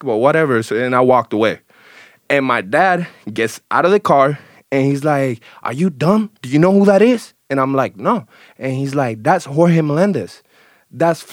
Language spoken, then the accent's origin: English; Bayamón, Puerto Rico; moved away; also born or lived in Juncos, Puerto Rico / Gurabo, Puerto Rico / Canóvanas, Puerto Rico; So I'm from Puerto Rico